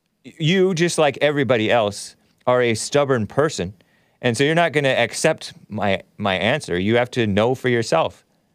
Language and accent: English; United States; And I am an American, and I was raised in America, a Christian nation.